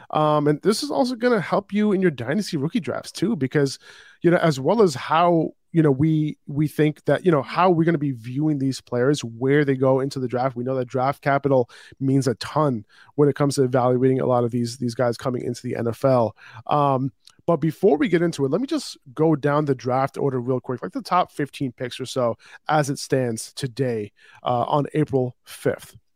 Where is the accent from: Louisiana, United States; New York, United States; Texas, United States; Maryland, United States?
New York, United States; New York City; I'm from New York City